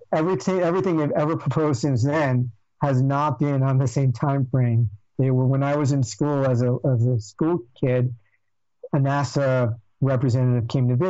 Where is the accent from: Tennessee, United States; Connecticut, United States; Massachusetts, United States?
Connecticut, United States; Stamford; I'm from Stamford, Connecticut.